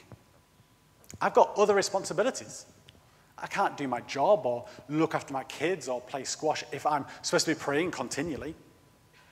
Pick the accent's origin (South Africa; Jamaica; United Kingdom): United Kingdom; I am British.